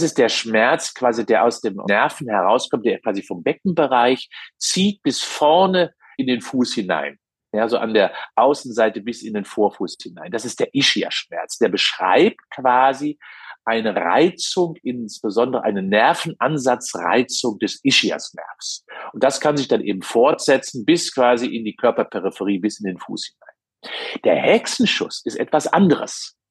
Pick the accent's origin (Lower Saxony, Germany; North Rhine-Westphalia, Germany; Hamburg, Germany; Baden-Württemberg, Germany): North Rhine-Westphalia, Germany; Cologne; Als Kölner